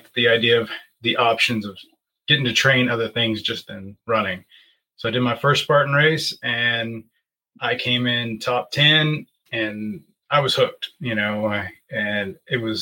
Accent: Asheville, North Carolina, United States; I'm from Asheville, North Carolina. I've lived here my whole life, born and raised

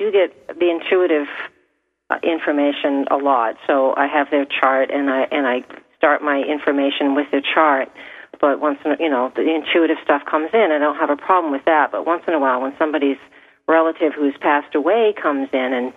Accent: Portsmouth, New Hampshire, United States; I grew up in Portsmouth

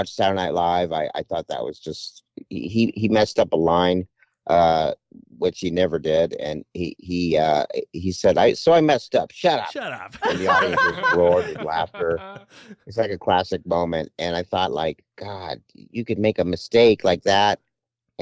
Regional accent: Mount Baldy, California, United States; also born or lived in Sherman Oaks, California; raised up in a place called Mount Baldy in the, in Southern California

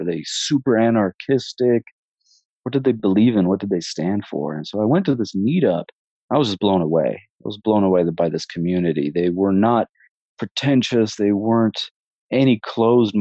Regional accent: Portland, Oregon, United States; I'm from Portland, Oregon, and I pretty much grew up there

